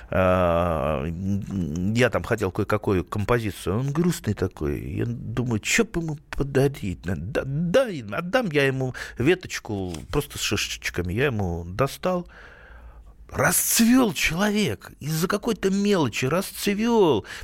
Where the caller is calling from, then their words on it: Vladimir, Vladimir Oblast, Russia; Из Владимира.